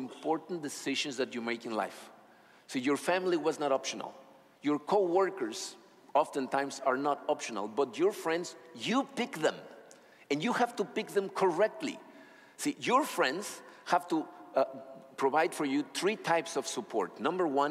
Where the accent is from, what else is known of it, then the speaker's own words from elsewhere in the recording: Acapulco, Guerrero, Mexico; moved away; I was born in Acapulco, Mexico. We moved out of there, but then we came back, and I was very young.